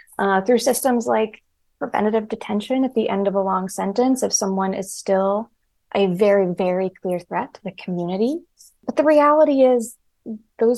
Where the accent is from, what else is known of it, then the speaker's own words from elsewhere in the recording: Rust Belt, United States; I'm from the Rust Belt